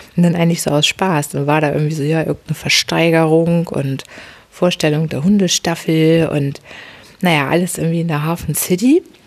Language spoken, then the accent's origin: German; Hamburg, Germany; ich bin ja eine Hamburgerin